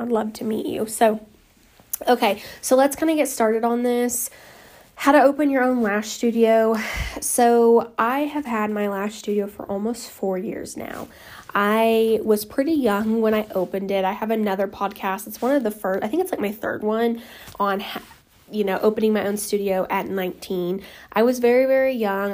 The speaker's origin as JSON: {"language": "English", "region": "Oklahoma", "country": "United States", "said": "I'm from Oklahoma"}